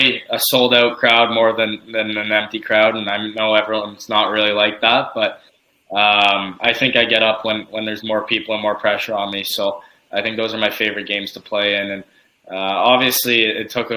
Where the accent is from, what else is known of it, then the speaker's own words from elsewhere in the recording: Windsor, Ontario, Canada; growing up in Windsor, obviously you hear about the OHL